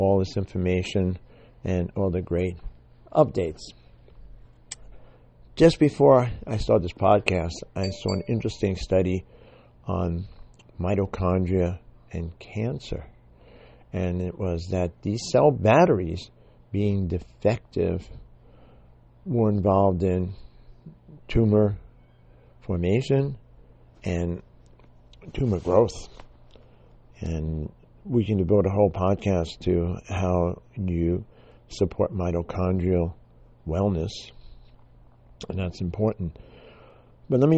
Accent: New York City, New York, United States; I grew up in the Bronx

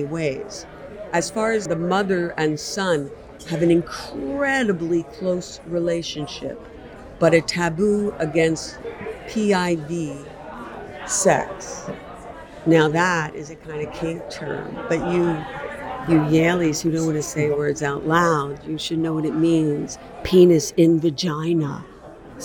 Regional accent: Philadelphia, Pennsylvania, United States; I'm from Philadelphia, but I'm here in New Haven.

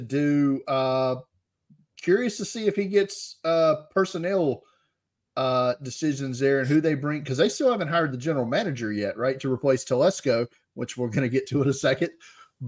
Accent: Mobile, Alabama, United States; my hometown that happens every year here in Mobile.

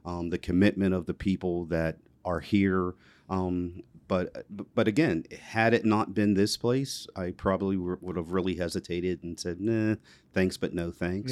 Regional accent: McKeesport, Pennsylvania, United States; also born or lived in Elizabeth Township, Pennsylvania; where I grew up in McKeesport, it was, it was definitely urban

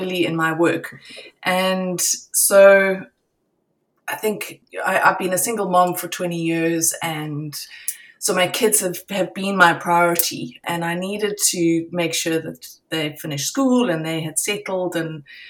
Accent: Cape Town, Western Cape, South Africa; moved away as an adult; also born or lived in Johannesburg, South Africa; now in Vancouver, Canada; I'm originally from South Africa and was born in Johannesburg and lived most of my life in Cape Town

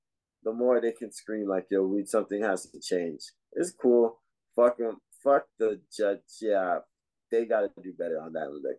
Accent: United States; We're all American

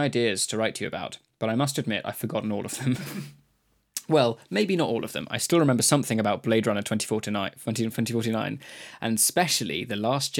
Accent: Basque Country, Spain; I mentioned earlier I'm from the Basque country, so I know Basque.

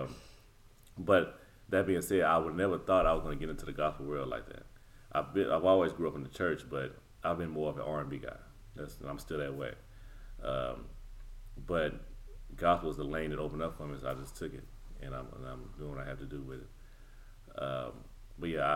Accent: Nashville, Tennessee, United States; also born or lived in Arizona; I'm from Nashville

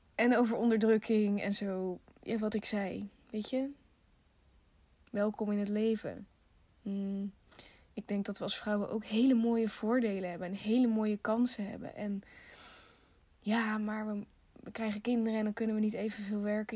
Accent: Netherlands; we zijn in Nederland geboren

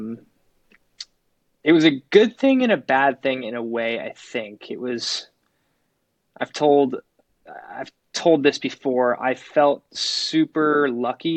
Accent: Phoenix, Arizona, United States; Growing up in Phoenix, Arizona, I was really into riding and racing motorcycles.

